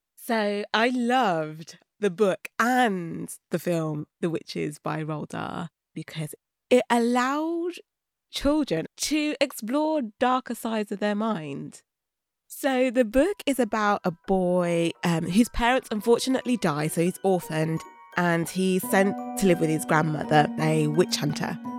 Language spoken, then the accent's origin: English; Birmingham, West Midlands, United Kingdom; also born or lived in London; I was born in Birmingham